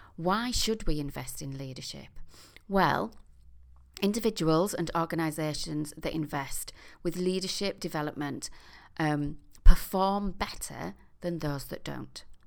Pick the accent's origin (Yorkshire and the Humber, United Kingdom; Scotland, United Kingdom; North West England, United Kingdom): Yorkshire and the Humber, United Kingdom; York; my hometown of York